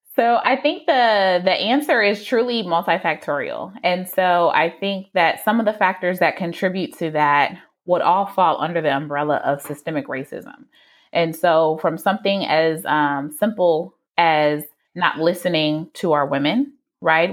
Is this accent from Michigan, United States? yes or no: yes; Detroit, Michigan, United States; I am from the Metro Detroit area